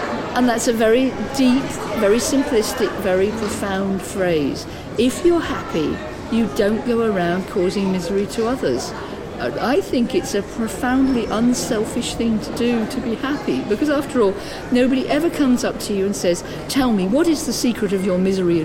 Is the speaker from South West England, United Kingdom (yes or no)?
yes; Devon, South West England, United Kingdom; also born or lived in London; I'm from Devon